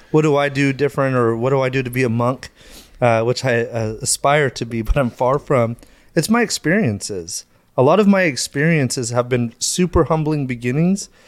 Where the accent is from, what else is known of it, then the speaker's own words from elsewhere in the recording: Madera, California, United States; So, uh, you know, I grew up in Madera. No, so uh, I, I grew up in Madera, a small little place uh, where everybody kind of knows your name.